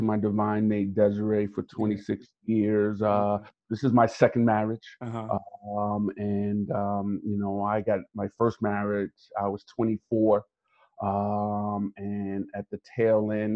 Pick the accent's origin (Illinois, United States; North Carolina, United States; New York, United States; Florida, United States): New York, United States; New York City; growing up in New York City, living in every borough except for Staten Island